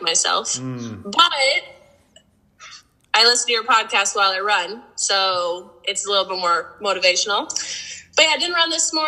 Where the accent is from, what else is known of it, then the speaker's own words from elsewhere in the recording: Spokane, Washington, United States; I was born in Spokane.